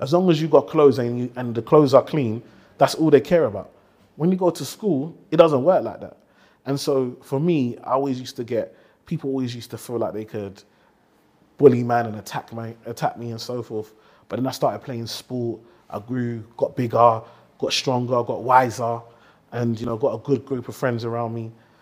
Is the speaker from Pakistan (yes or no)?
no; London, United Kingdom; growing up in Tower Hamlets